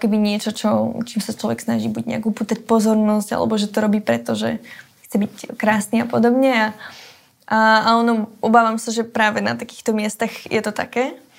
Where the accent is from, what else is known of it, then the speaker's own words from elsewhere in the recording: Záhorie, Bratislava Region, Slovakia; tú moju rodnú dedinu, alebo teda tú oblasť, ten kraj